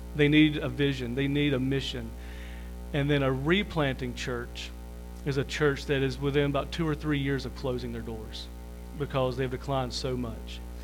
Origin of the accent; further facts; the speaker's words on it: Liberty, United States; I was born and raised here in Liberty. Most everybody knows me here